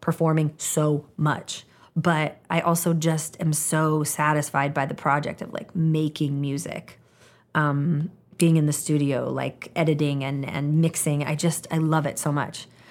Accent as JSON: {"language": "English", "town": "Portland", "region": "Oregon", "country": "United States", "tie": "born or raised there", "also_born_or_lived": "Olympia, Washington", "said": "when I was nine years old, my parents divorced. And my mom and I moved from Olympia, Washington, Portland, Oregon"}